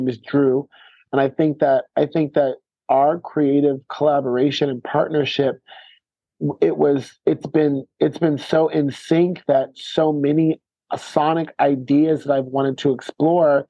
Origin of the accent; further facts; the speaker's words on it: United States; moved away as an adult; also born or lived in San Francisco / Lisbon / Paris / Los Angeles; as an American